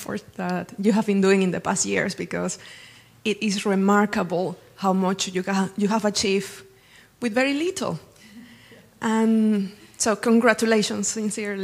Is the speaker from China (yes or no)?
no; Venezuela; moved away as an adult; now in Cambridge, United Kingdom; I come from Venezuela. I was pushed away because of the economic crisis